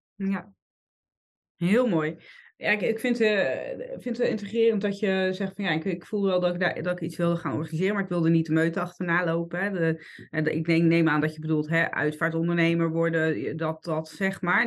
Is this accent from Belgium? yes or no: no; Netherlands; we zijn als Hollanders